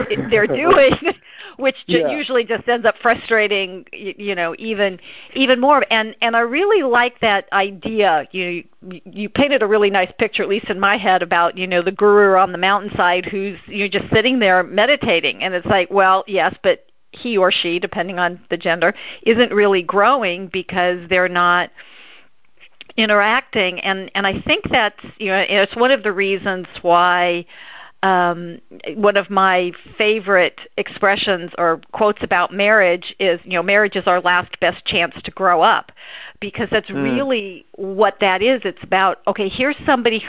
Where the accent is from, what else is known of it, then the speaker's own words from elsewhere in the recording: Los Angeles, California, United States; I was born and raised in Los Angeles